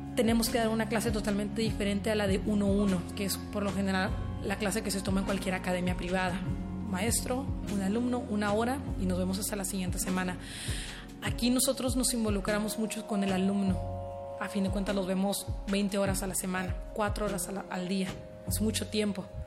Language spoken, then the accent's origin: Spanish; Ensenada, Baja California, Mexico; also born or lived in Tijuana; originaria de aquí de, Ensenada, así en Tijuana pero creada aquí en Ensenada